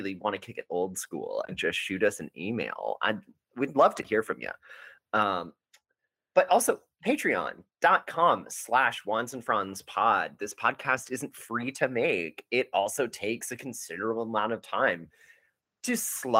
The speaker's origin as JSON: {"language": "English", "region": "Texas", "country": "United States", "said": "we're from Texas"}